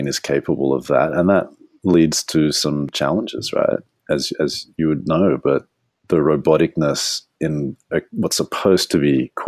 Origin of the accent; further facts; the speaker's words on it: Australia; I'm Australian